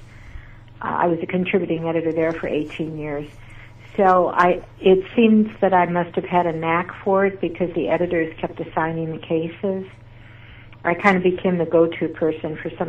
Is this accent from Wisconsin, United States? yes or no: yes; Wisconsin, United States; now in Houston, United States; I grew up in Wisconsin, so I understand bad winters